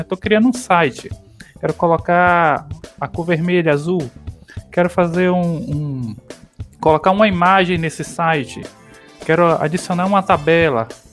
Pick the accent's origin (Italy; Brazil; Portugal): Brazil; Quaraci, interior of Bahia; accent: nordestino; now in Ponte Nova, Brazil; Eu sou do, de Quaraci, que é o interior lá da Bahia